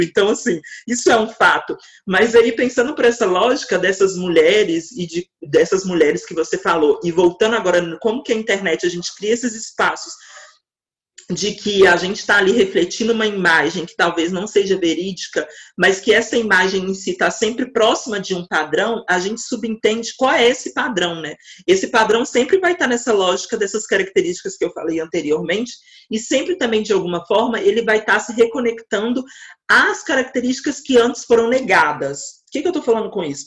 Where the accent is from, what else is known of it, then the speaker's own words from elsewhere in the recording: Minas Gerais, Brazil; eu sou de Minas Gerais